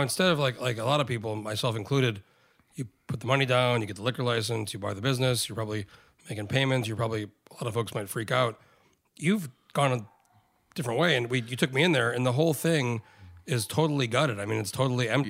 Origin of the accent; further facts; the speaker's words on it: New Mexico, United States; moved away; I grew up in New Mexico